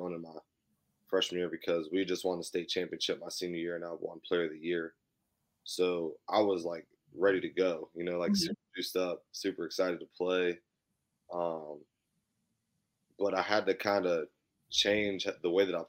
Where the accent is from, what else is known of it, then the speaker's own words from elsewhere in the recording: Clarksburg, West Virginia, United States; also born or lived in New Zealand; I'm from Clarksburg, West Virginia. I went to Notre Dame High